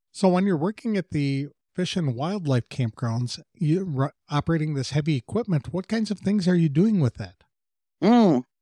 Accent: Ohio, United States; moved away as an adult; I'm from Ohio right in the middle of the Buckeye State.

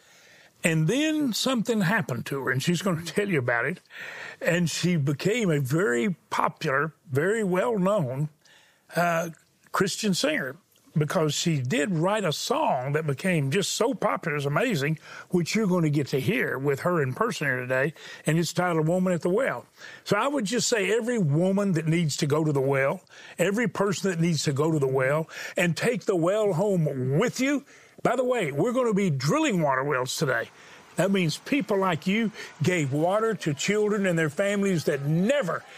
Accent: Houston, Texas, United States; I was born in Houston

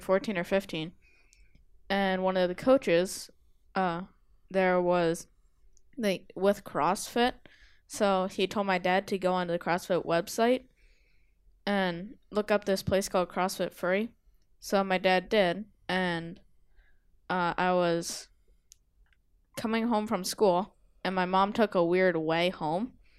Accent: Massachusetts, United States; I'm from Massachusetts

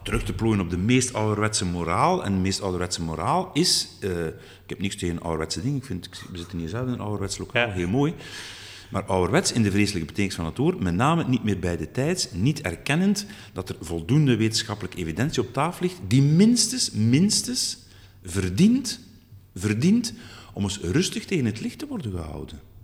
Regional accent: Flanders, Belgium; we moeten ons als Vlamingen

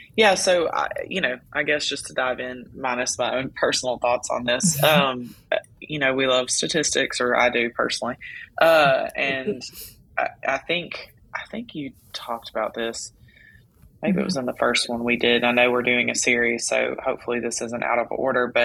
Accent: Louisiana, United States; I'm from Louisiana

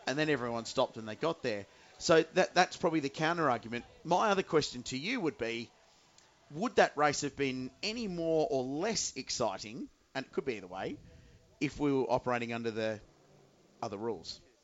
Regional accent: Adelaide, South Australia, Australia; I grew up in Adelaide with the Australian Grand Prix

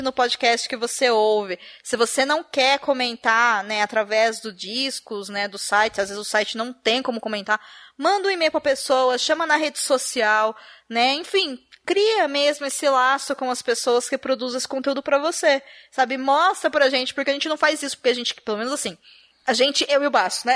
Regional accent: Brazil; Enquanto brasileiras e brasileiros

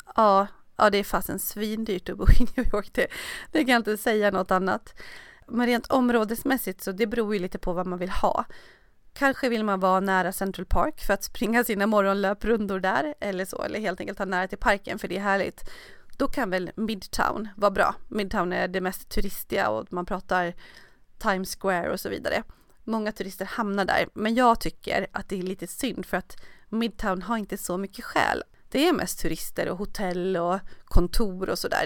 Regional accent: Sweden; moved away; hemma i Sverige

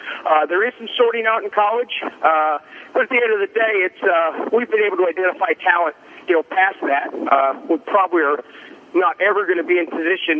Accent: Midwest, United States; moved away as an adult; also born or lived in Birmingham, Alabama; I grew up in the Midwest

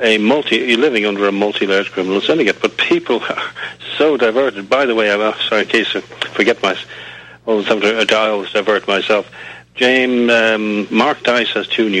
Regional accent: Dublin, Leinster, Ireland; I'm from Dublin, Ireland. I'm from the Republic of Ireland

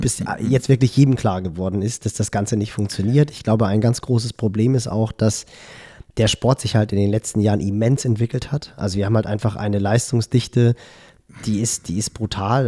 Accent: Hamburg, Germany; als Hamburger

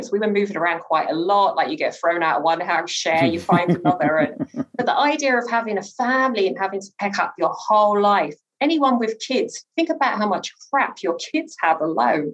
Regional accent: London, United Kingdom; also born or lived in Newham; I grew up in Hackney in particular

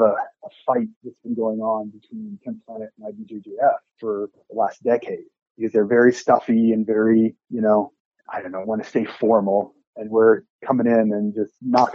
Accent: Nebraska, United States; moved away; also born or lived in Phoenix / Denton, Texas; when I was growing up in Nebraska

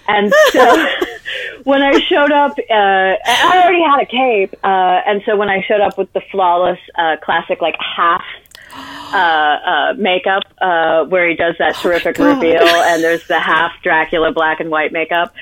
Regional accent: Midwest, United States; I grew up in the Midwest

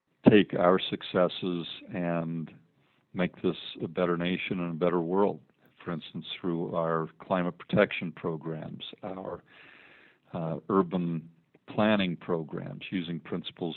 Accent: Logan, Utah, United States; also born or lived in Ogden, Utah / Salt Lake City, Utah / Washington, D.C.; I was born in Logan, Utah, lived almost my entire life in northern Utah, Logan, Ogden, and Salt Lake City

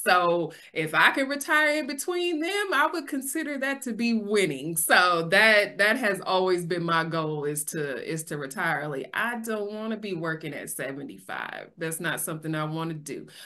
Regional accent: Sacramento, California, United States; I'm born and raised in Sacramento

